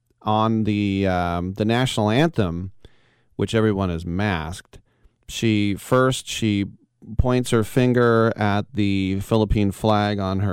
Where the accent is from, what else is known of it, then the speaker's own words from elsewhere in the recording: United States; but I get what she feels because that's how much I love my country. And I always have, which is something you don't really want to say in the Bay Area because you're kind of supposed to hate America.